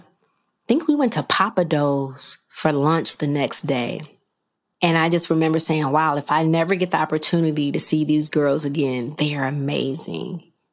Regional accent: Rockford, Illinois, United States; my hometown of Rockford, Illinois

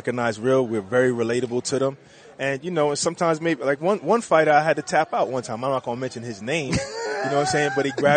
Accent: New York City, New York, United States

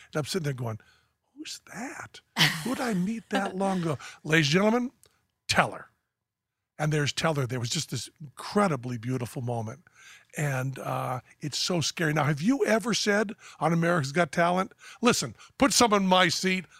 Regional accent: Western Massachusetts, United States; moved away as an adult; also born or lived in New York City; now in Las Vegas, United States; I'm from Western Massachusetts. So garage has an S H at the end of it

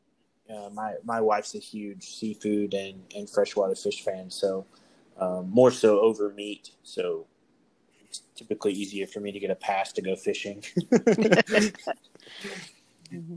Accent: Oklahoma, United States; moved away; also born or lived in southern US; I grew up in Oklahoma, and then, you know, primarily lived in the southern part of the U.S.

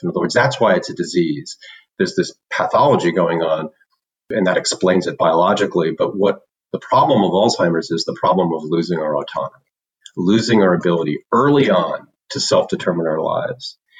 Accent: commuter town to New York, East Coast, United States; moved away as an adult; also born or lived in Illinois; I grew up on the East Coast uh, in the tri state area, which meant uh, we lived in a commuter's town to New York.

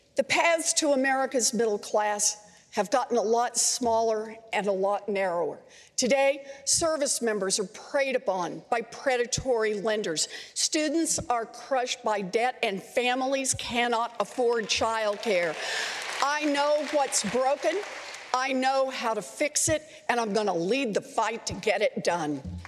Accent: Oklahoma, United States; moved away; also born or lived in Houston, Texas; I was born and raised in Oklahoma

